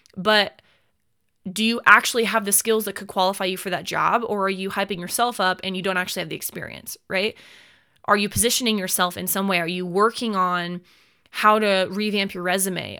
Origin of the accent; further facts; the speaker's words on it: United States; as an American citizen